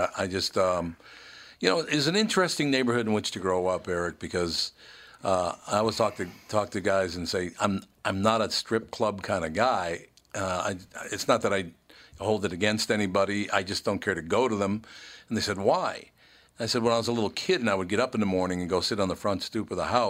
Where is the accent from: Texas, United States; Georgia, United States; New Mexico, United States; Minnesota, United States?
Minnesota, United States; Minneapolis; But I remember growing up, I'm a bit older than you are, but I remember growing up in North Minneapolis, and obviously the word gay wasn't around yet.